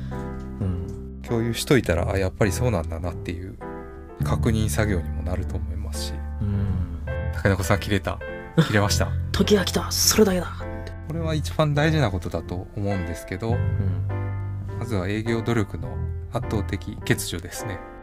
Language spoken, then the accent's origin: Japanese; Kansai, Japan; accent: Kansai intonation; 僕の関西のイントネーション